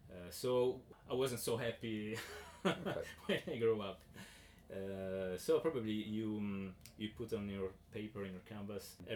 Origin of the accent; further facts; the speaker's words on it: Southern Italy, Italy; English is a second language; I grew up in South Italy